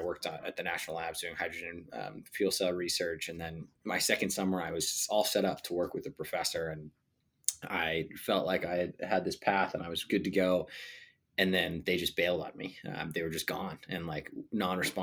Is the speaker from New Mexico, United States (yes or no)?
yes; Sandia Park, New Mexico, United States; moved away as an adult; also born or lived in San Luis Obispo, California; I grew up in Sandia Park, which is a tiny town outside of Albuquerque in New Mexico.